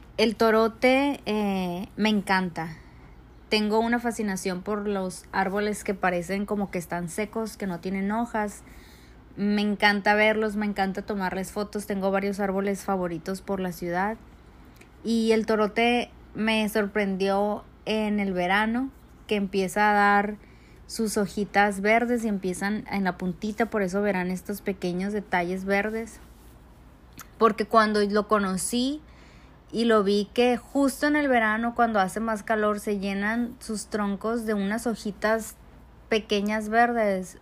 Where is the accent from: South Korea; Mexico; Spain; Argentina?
Mexico; Mexico City; mi familia y yo somos de la Ciudad de México